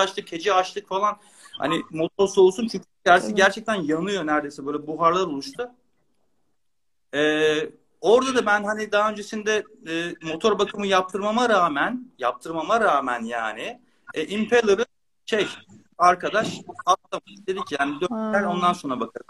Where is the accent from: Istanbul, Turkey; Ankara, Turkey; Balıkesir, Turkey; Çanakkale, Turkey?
Istanbul, Turkey; moved away as an adult; now in Bodrum, Turkey; Ben Kadıköy'lüyüm. İstanbul'da Kadıköy'de büyüdüm. Doğma büyüme.